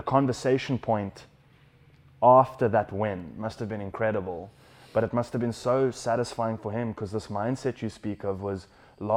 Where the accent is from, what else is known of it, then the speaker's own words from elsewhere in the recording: South Africa; as a South African